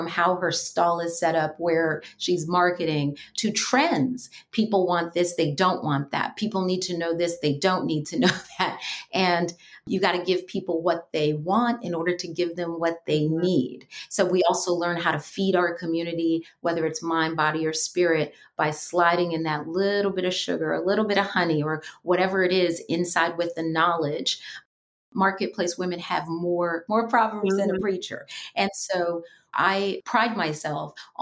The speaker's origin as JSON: {"language": "English", "town": "New York City", "region": "New York", "country": "United States", "tie": "born or raised there", "said": "growing up in New York City"}